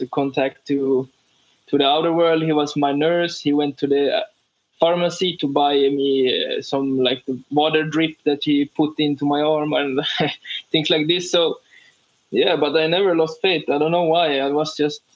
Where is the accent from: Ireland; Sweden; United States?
Sweden; we came from Sweden